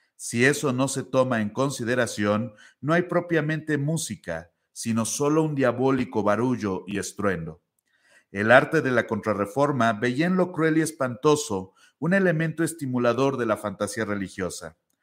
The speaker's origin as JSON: {"language": "Spanish", "region": "Puebla", "country": "Mexico", "said": "en México, por ejemplo, donde yo soy, que es de Puebla"}